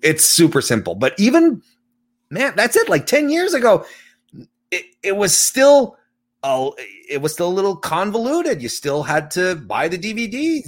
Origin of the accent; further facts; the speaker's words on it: Quebec City, Quebec, Canada; Quebec City is my hometown.